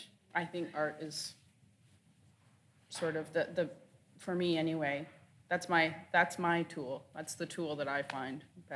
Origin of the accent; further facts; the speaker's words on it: Six Nations, Ontario, Canada; also born or lived in Caledonia, Ontario; I'm from Six Nations, and I went to high school in Caledonia, where the standoff was, next door.